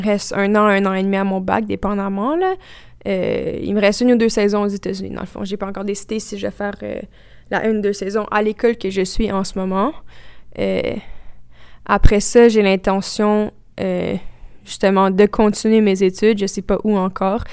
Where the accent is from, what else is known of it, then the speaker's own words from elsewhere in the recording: Quebec, Canada; first language French; c'est notre langue maternelle aussi